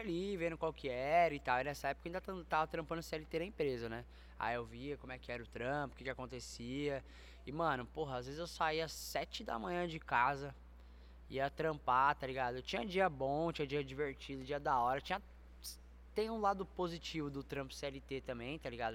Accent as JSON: {"language": "Portuguese", "region": "São Paulo", "country": "Brazil", "said": "Eu sou daqui de São Paulo."}